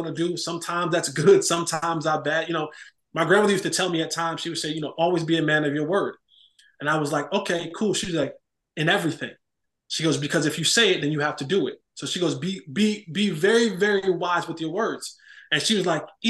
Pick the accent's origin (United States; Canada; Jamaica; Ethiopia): United States; Roselle, New Jersey; born and raised in New Jersey, Roselle, New Jersey.